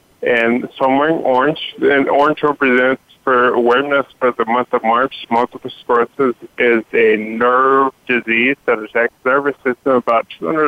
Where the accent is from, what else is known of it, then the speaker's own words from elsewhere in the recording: California, United States; I'm from the Scoop, California.